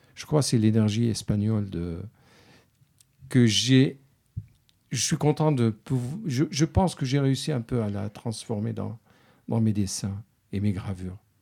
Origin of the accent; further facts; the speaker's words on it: Syria; French is a second language; moved away as an adult; also born or lived in France / Spain; quand j'ai quitté la Syrie